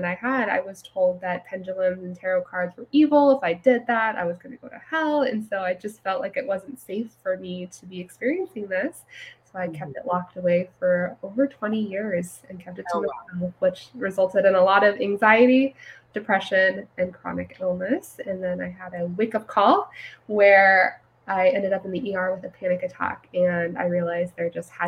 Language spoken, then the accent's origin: English; California, United States; now in Texas, United States; I grew up in a fairly conservative Christian home in California